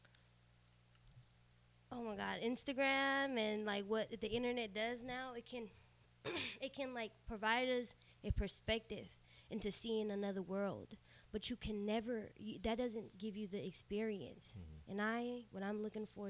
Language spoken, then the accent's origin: English; Sacramento, California, United States; first language Spanish; English is a second language; also born or lived in Mexico; I was born in Sacramento.